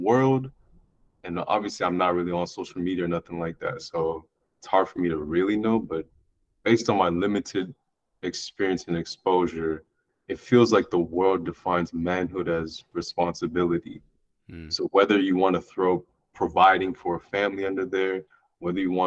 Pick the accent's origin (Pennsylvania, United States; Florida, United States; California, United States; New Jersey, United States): California, United States; Southern; born and raised in Southern California to two Nigerian parents